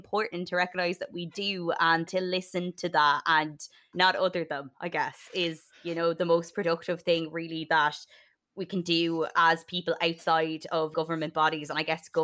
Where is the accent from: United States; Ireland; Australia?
Ireland; Sligo, County Sligo; I'm from Sligo, which is not a northern county where I don't have a border with it, but we're about 40 minutes from the north.